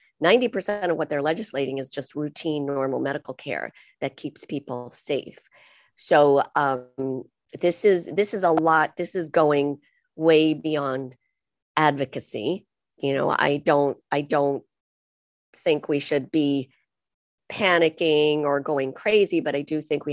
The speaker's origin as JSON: {"language": "English", "country": "United States", "said": "I'm your typical American"}